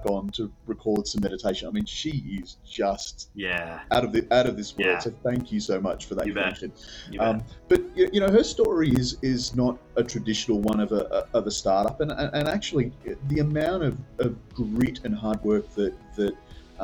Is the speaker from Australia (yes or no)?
yes; Australia; I come from Australia